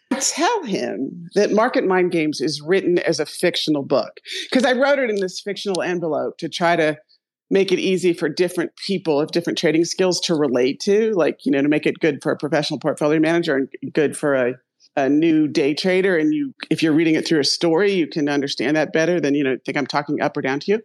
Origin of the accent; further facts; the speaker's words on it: Ohio, United States; I'm from Ohio